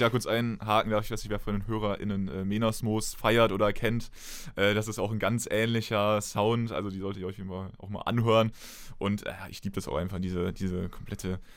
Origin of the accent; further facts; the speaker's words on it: Aachen, North Rhine-Westphalia, Germany; ich habe Aachen jetzt nicht so wahrgenommen über die ganzen Jahre, wo ich dort gelebt habe.